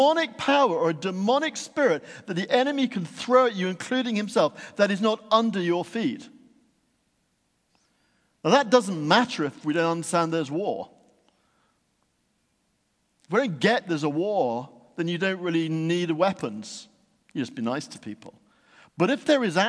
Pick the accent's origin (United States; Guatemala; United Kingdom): United Kingdom; Yorkshire and the Humber; When I was growing up in Yorkshire, there was one near us at a place called Menwith Hill